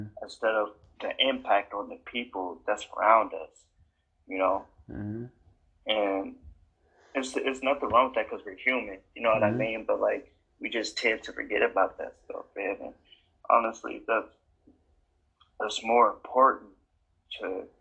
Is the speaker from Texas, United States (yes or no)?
no; Wisconsin, United States; moved away as an adult; also born or lived in Iowa; now in Las Vegas, United States; I'm from Wisconsin